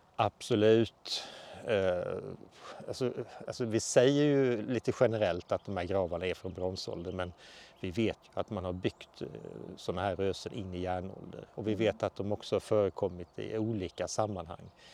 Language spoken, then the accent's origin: Swedish; Halland County, Sweden; also born or lived in Småland; now in Skåne, Sweden; jag är ju uppvuxen i Halland, bor i Skåne och har jobbat väldigt mycket i Småland.